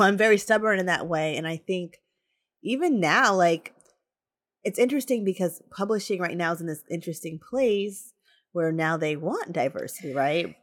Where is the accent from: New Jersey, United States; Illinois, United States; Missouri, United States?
New Jersey, United States; moved away as an adult; also born or lived in Tallahassee, Florida; I came from New Jersey